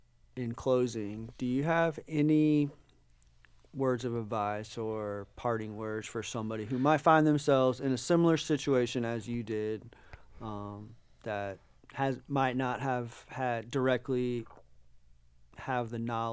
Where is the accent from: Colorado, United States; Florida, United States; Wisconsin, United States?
Florida, United States; I grew up in Florida bass fishing and saltwater fishing my whole life, dude.